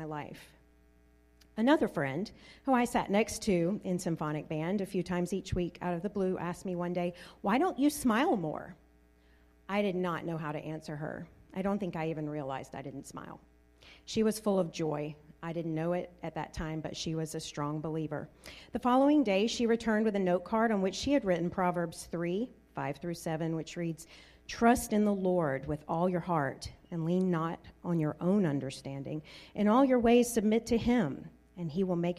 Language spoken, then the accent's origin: English; Deep South, United States; I grew up in the Deep South, where most everyone attended church